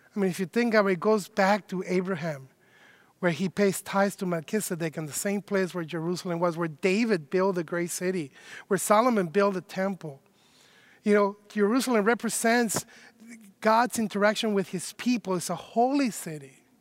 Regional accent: Mexico City, Mexico; now in Chicago, United States; I myself am not originally from Chicago. I have been living in Chicago for 20 years, so I guess I am from Chicago now. But I was born uh, in Mexico City

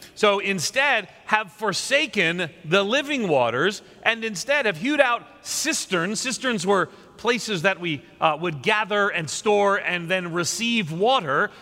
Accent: New York, United States; moved away; also born or lived in Nashville; I'm a New Yorker uh, by, uh, grew up there and a Northerner more so

